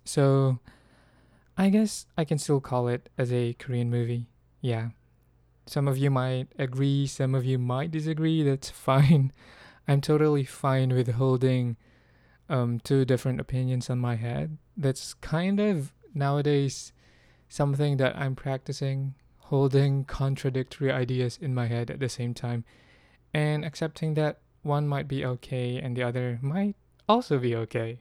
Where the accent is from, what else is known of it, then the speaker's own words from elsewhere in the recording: Philippines; I'm from the Philippines, um, in the Philippines, we're mostly agricultural, but although, uh, my grandfather was a farmer and I lived mostly with farmers when I was young